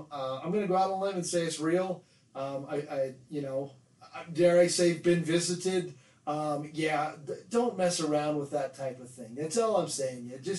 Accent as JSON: {"language": "English", "town": "Pahrump", "region": "Nevada", "country": "United States", "tie": "born or raised there", "said": "Growing up in Pahrump around kind of the Art Bell kind of alien type thing."}